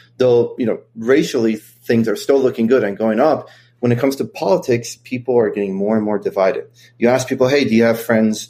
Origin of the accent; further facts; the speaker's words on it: Kentucky, United States; But growing up in Kentucky, obviously I had a lot of friends who are conservatives, and my family, believe it or not, even though they're all immigrants